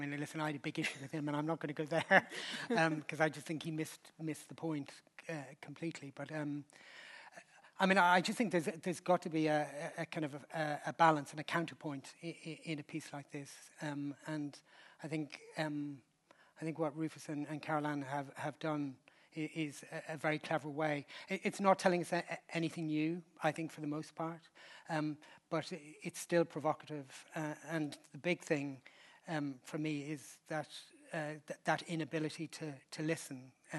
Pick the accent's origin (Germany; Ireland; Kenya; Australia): Ireland; I slightly liken it to an Irish, I'm Irish, wakes are a big thing for us.